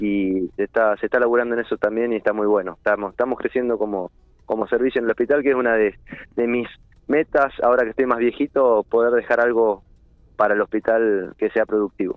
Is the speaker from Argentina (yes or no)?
yes; General Pico, La Pampa, Argentina; moved away as an adult; yo desde que vine a Pico en el año 2000, que soy de Pico, pero desde que me recibí volví